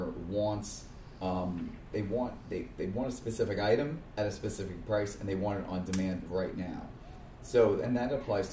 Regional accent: Manalapan, New Jersey, United States; also born or lived in Staten Island, New York; growing up in Manalapan, it was a great town

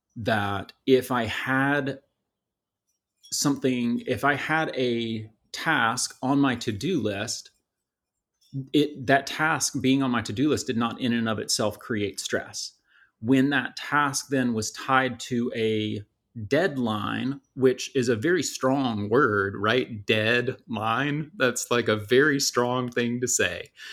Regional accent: just outside Atlanta, Georgia, United States; I was born and raised just outside Atlanta

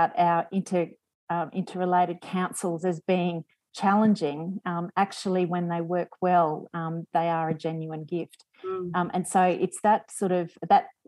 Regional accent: Townsville, Queensland, Australia; also born or lived in Cairns; So I was born in Cairns, but spent most of my growing up life in Townsville.

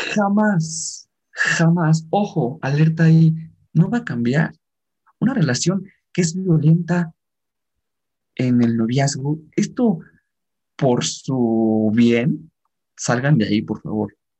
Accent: Mexico; como mexicanos

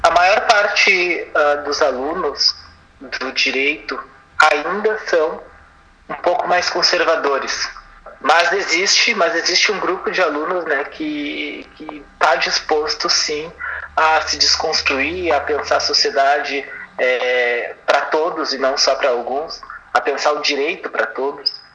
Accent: Porto Alegre, Rio Grande do Sul, Brazil; nasci em Porto Alegre.

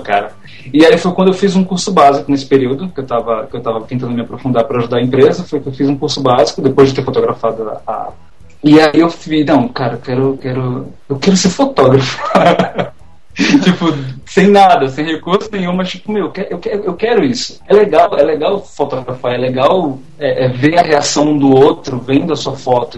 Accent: Maceió, Alagoas, Brazil; moved away as an adult; also born or lived in interior of São Paulo; now in São Paulo, Brazil; eu sou daqui do interior de São Paulo, mas eu fui para lá criança e acabei minha, passei minha adolescência inteira em Maceió. Então, eu sou um, um eu sou um nordestino pirata, mas nordestino

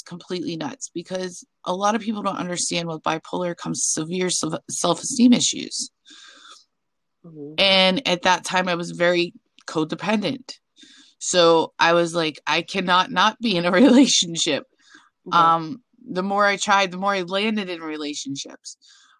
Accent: Pennsylvania, United States; also born or lived in Arizona / New Jersey / Nebraska; I've lived in Arizona, New Jersey, Nebraska, but I'm from Pennsylvania, and that's where I'm currently residing.

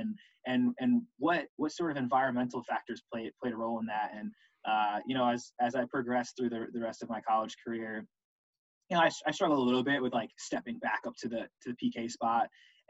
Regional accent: Connecticut, United States; I'm originally from Connecticut

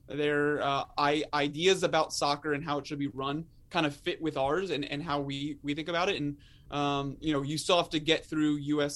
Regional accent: Maryland, United States; I'm born and raised in Maryland

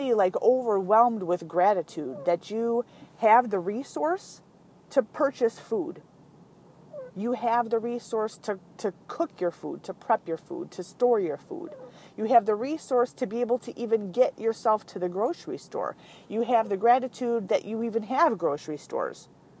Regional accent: California, United States; I was actually born in California. I'm adopted from birth, but I was born in California

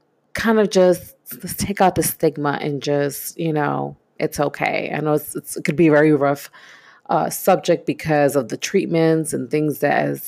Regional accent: New York City, New York, United States; I grew up in East New York, Brooklyn, born and raised in the 80s

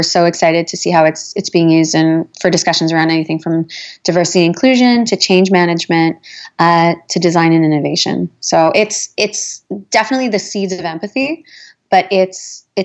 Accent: Winnipeg, Manitoba, Canada; moved away; I'm originally from Winnipeg

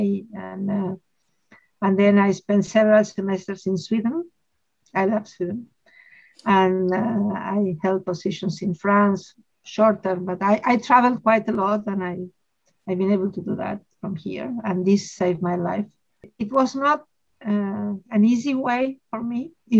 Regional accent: Argentina; I am a mathematician from Argentina. I've always lived in Argentina.

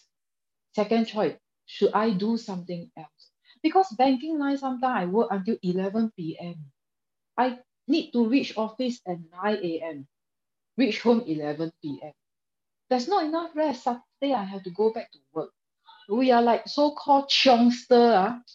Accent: Singapore; I'm a young Singaporean, 36 this year

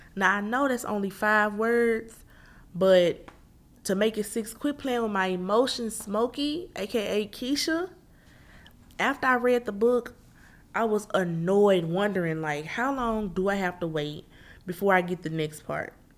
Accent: Memphis, Tennessee, United States; moved away; I'm originally born and raised Memphis, Tennessee

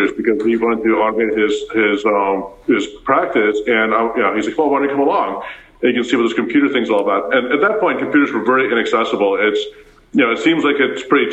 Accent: Cleveland, Ohio, United States; born or raised there; first language Afrikaans; English is a second language; also born or lived in Pretoria, South Africa

